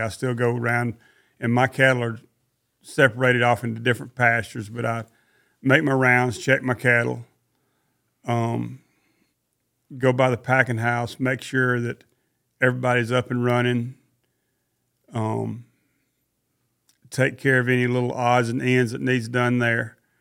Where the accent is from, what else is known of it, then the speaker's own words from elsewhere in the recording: Mississippi, United States; now in Forsyth, United States; I come from Mississippi, and my daddy had a lot of ear cattle.